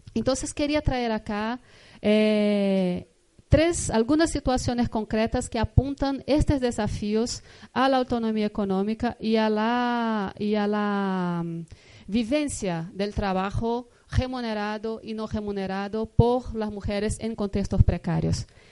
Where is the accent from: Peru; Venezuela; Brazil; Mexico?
Brazil; vengo de Brasil, vengo de un estado, de un país